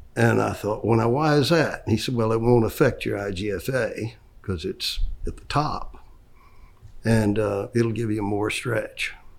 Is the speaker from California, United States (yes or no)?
no; Orlando, Florida, United States; I grew up, I was born here in Orlando